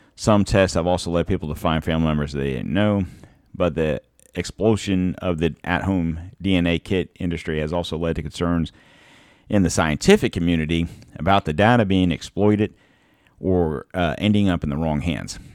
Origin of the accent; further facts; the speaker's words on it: United States; I'm a hundred percent American